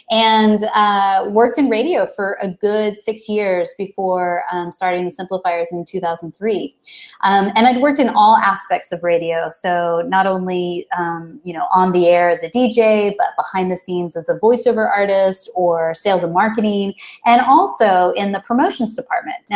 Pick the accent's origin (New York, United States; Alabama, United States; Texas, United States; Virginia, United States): Texas, United States; Dallas; I am originally from Dallas, Texas. So, um, though I don't, I, people sometimes say that I don't actually have a Texas accent.